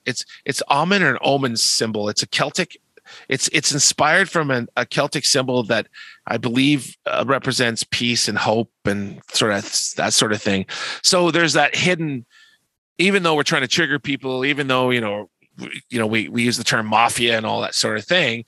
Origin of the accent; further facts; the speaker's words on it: Canada; We're Canadian, eh?